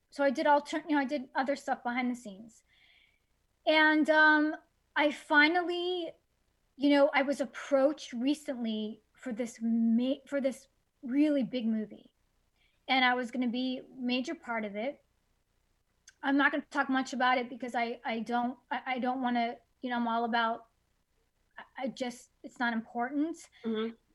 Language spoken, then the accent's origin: English; Miami, Florida, United States; I grew up in in Miami.